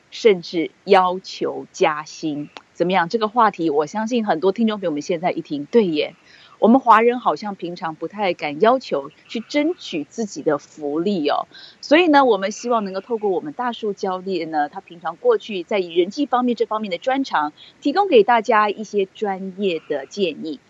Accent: Taiwan; now in United States; 我们台湾人，台语讲的话，就是“惊”啊

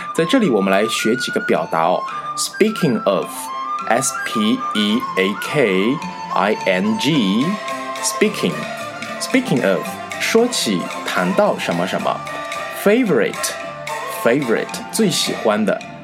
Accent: near Jiaxing, Zhejiang, China; 我们家乡，啊，就是靠近嘉兴嘛。 大家知道是浙江的嘉兴

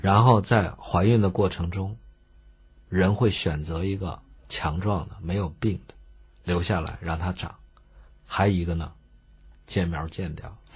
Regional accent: China; 我们中国人

